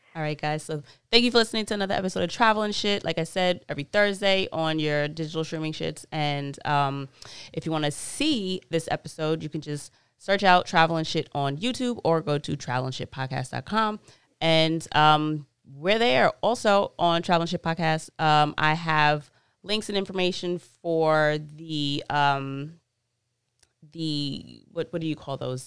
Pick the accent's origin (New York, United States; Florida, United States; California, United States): New York, United States; New York City; born and raised in Queens